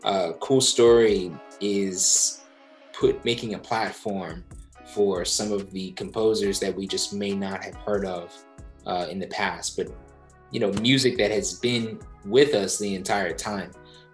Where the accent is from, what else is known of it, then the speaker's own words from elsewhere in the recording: East Coast, United States; now in San Francisco, United States; So I never thought I would live in San Francisco. I'm from the East Coast.